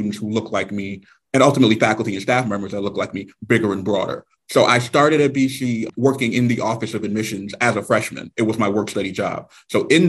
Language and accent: English; New York City, New York, United States; also born or lived in Boston; I grew up, born and raised in Brooklyn